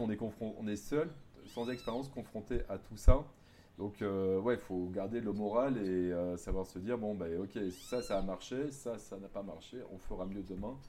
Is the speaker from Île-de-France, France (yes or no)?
no; Bordeaux, Nouvelle-Aquitaine, France; moved away as an adult; also born or lived in French Guiana; now in Maripasoula, French Guiana; je viens de Bordeaux, du sud-ouest de la France, du coup, donc je suis métro